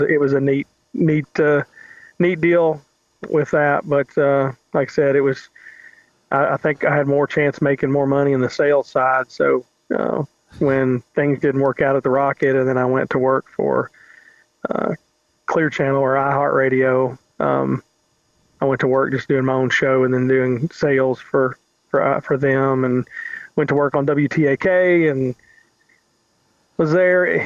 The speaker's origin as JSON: {"language": "English", "town": "Shelbyville", "region": "Kentucky", "country": "United States", "tie": "born or raised there", "also_born_or_lived": "Lexington, Kentucky / Phoenix, Arizona", "accent": "southern", "moved": "as an adult", "lives_now": "Huntsville, United States", "said": "I grew up in just outside of Louisville in a, town called Shelbyville, Kentucky"}